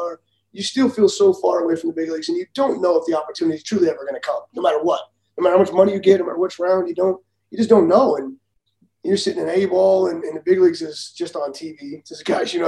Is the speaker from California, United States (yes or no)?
yes; Southern California, United States; I grew up in Southern California